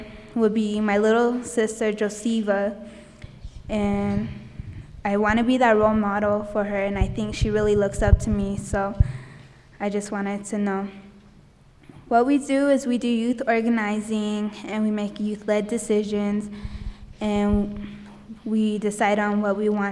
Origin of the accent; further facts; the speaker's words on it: New Mexico, United States; now in Albuquerque, United States; I was born in Nyesi, New Mexico, and I came to Albuquerque with my mom, my brother, and my little sister in 1998